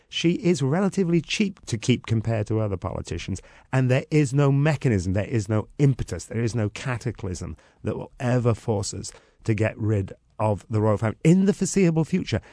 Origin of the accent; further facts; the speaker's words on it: Wales, United Kingdom; I come from Wales, uh, just under three million people